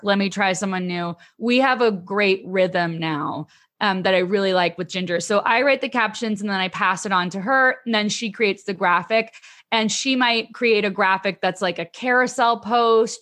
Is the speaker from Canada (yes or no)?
yes; Canada; I'm Canadian